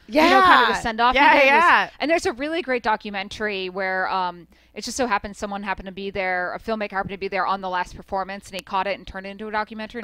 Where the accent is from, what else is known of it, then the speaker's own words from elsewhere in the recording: Florida, United States; Especially growing up in Florida